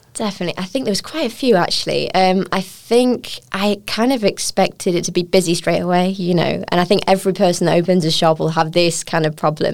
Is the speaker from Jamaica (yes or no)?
no; United Kingdom; moved away as an adult; now in Taiwan; I'm a British chef.